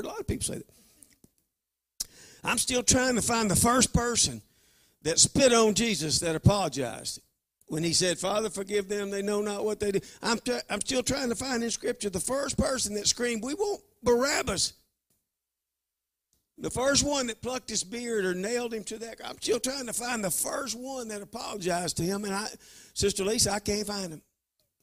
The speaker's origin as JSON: {"language": "English", "region": "Louisiana", "country": "United States", "said": "I'm from Louisiana"}